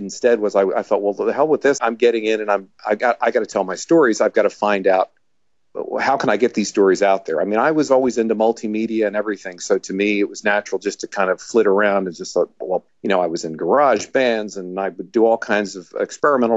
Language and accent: English; Laurel Springs, New Jersey, United States; I was born in Laurel Springs, New Jersey. which is why I'm trying to talk slower because, you know, where everything moves fast around here in the Northeast.